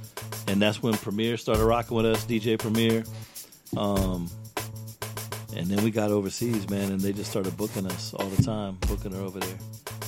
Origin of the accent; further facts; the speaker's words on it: Tampa, Florida, United States; We're just from Tampa putting out records.